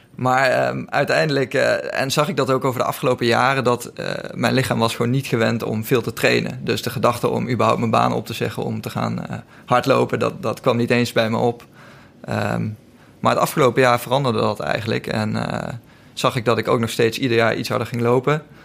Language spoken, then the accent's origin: Dutch; Lent, Gelderland, Netherlands; moved away as an adult; now in Amsterdam, Netherlands; Ik heb altijd gevoetbald in, in de buurt van Nijmegen, waar ik vandaan kom, in Lent